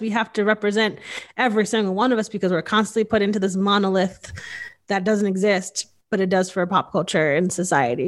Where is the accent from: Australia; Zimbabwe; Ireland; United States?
United States; Northeast; I grew up in the Northeast